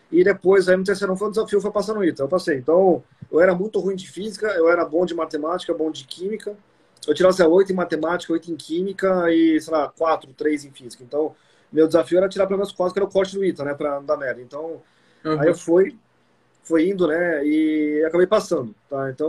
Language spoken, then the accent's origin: Portuguese; São Paulo, Brazil; É, assim, eu sou daqui de São Paulo, né?